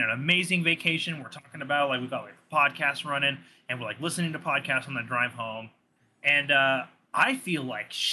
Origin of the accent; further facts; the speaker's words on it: Southern California, United States; moved away; I'm from Southern California. Was, like, born and raised there.